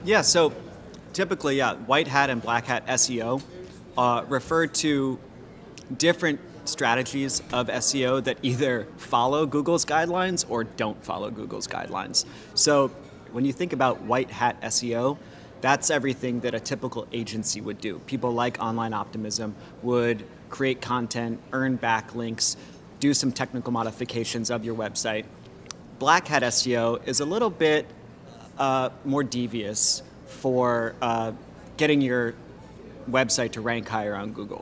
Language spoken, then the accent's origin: English; Washington, District of Columbia, United States; moved away as an adult; now in New Orleans, United States; I grew up in Washington, D.C., it was cold